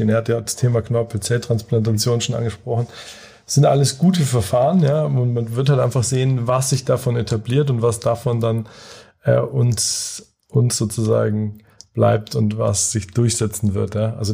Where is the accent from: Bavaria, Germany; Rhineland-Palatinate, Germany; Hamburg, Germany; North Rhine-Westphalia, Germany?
Bavaria, Germany; Munich; ich bin ursprünglich aus München